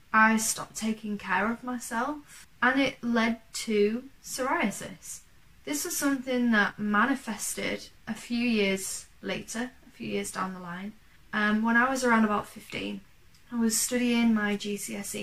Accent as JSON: {"language": "English", "region": "Yorkshire and the Humber", "country": "United Kingdom", "said": "from East Yorkshire"}